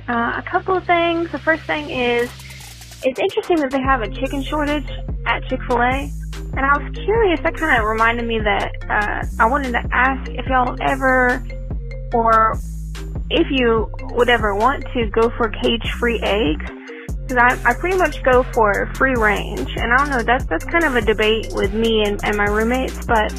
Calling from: Northwest Georgia, United States; I'm calling you from Northwest Georgia.

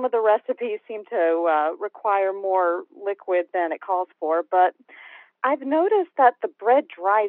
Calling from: Gilbert, Arizona, United States; I am calling from Gilbert, Arizona.

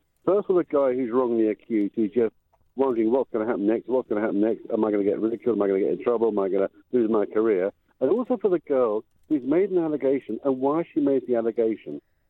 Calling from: Las Vegas, Nevada, United States; Well, here I am calling you from Las Vegas.

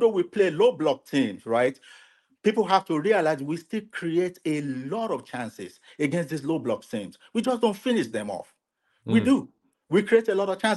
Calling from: Atlanta, Georgia, United States; I'm calling from Atlanta, Georgia

